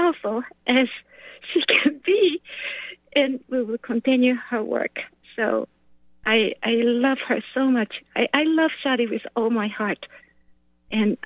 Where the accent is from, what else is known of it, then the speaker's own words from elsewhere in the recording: Japan; now in United States; I'm not from here, I'm from Japan